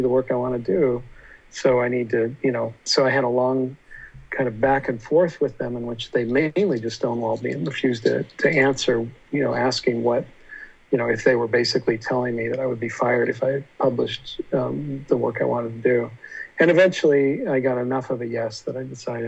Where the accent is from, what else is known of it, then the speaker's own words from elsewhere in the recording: Utah, United States; when I was a kid growing up in Utah